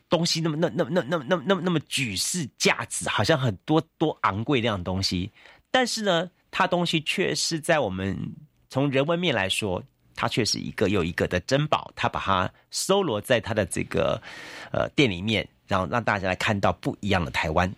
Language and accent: Chinese; Taiwan; 我们身为台湾人，我们一定要懂台湾